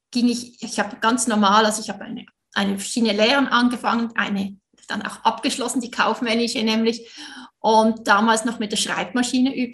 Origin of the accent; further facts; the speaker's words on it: Switzerland; Du hörst es sicher, ich bin Schweizerin.